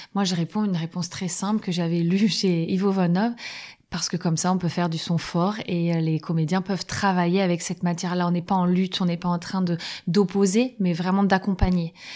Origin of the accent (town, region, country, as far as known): France